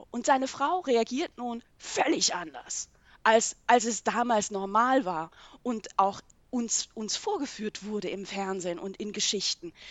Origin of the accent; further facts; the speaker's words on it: Switzerland; Schweizer Sozialisation in den 1980er Jahren aufgewachsen.